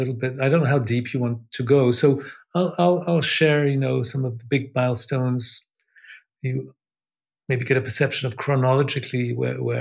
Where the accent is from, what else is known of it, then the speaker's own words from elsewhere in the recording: Switzerland; also born or lived in England; I was born in England, Swiss mother, and an English father. I've actually become Swiss since the beginning of this year. I had a British passport until then. I live in Switzerland since I moved to Switzerland actually when I was a kid. When I was seven, exactly